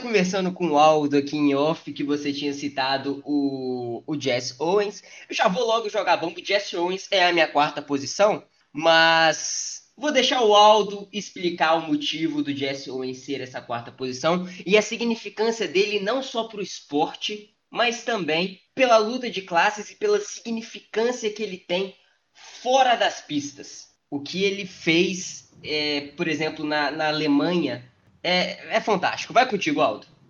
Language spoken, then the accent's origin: Portuguese; Brazil; como brasileiro